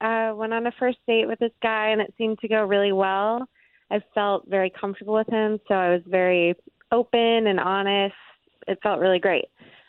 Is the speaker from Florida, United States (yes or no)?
yes; Deltona, Florida, United States; Hey, I'm from Deltona.